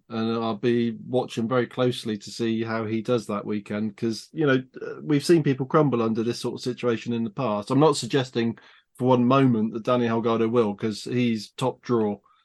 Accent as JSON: {"language": "English", "country": "United Kingdom", "said": "I'm British"}